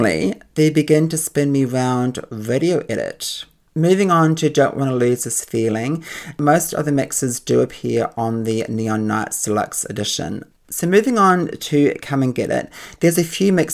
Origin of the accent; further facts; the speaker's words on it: Auckland, New Zealand; I grew up in Auckland in New Zealand